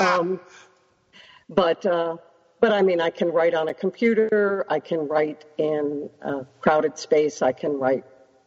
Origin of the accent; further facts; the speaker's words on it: Washington, District of Columbia, United States; moved away as an adult; I grew up in Washington, D.C., with 80 to 90% humidity